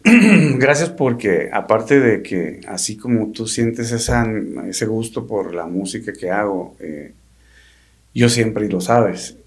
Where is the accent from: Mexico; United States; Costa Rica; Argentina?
Mexico; Sonora; somos de Sonora y acostumbramos a decir así